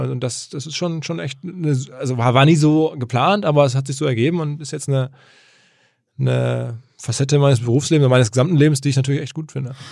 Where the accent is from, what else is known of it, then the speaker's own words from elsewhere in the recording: Essen, North Rhine-Westphalia, Germany; ich komme aus Essen